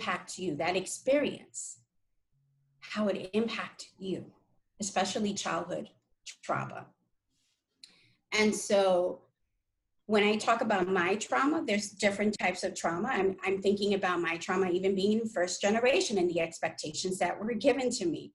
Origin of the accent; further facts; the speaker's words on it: New York City, New York, United States; I grew up in New York City, where in the 80s, there's a lot of crime